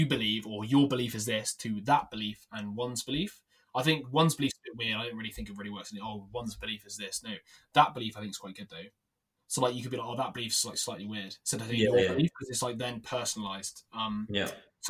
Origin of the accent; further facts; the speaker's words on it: England, United Kingdom; I'm so English.